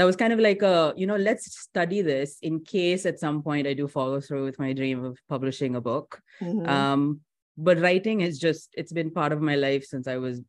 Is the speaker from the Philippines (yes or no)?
no; Chennai, Tamil Nadu, India; I've been born and brought up in India